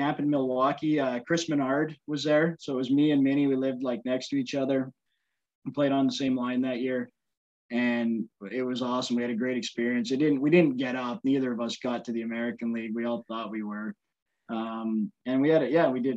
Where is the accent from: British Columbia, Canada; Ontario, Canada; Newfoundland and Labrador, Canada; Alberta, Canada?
British Columbia, Canada; Victoria; moved away; I had to go back to like my hometown